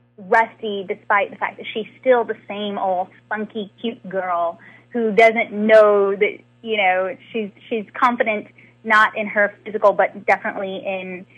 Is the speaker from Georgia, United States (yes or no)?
yes; Atlanta, Georgia, United States; I am born and raised in Atlanta